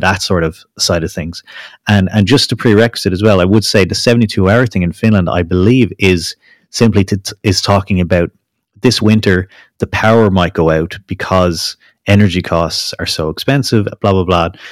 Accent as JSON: {"language": "English", "country": "Ireland", "said": "I'm Irish"}